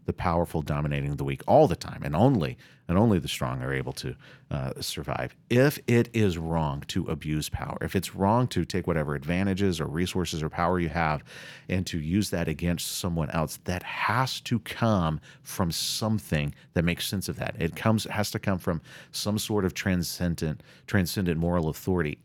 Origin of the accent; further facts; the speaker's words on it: the South, United States; I'm from the South, and we talk about Southern hospitality